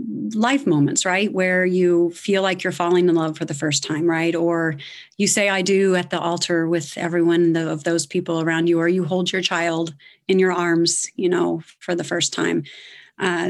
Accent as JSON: {"language": "English", "town": "Evansville", "region": "Indiana", "country": "United States", "tie": "born or raised there", "also_born_or_lived": "Greenville, South Carolina", "moved": "as an adult", "said": "I was born in Evansville, Indiana, so I'm an Indiana girl"}